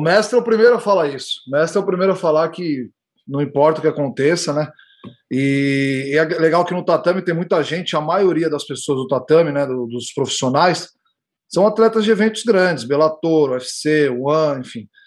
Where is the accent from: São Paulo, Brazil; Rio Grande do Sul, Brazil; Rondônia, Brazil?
São Paulo, Brazil; moved away; Eu nasci em São Paulo, sou, sou de São Paulo